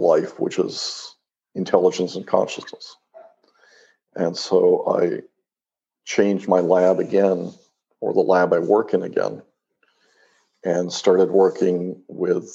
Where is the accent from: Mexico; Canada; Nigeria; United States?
Mexico; moved away; I grew up in Mexico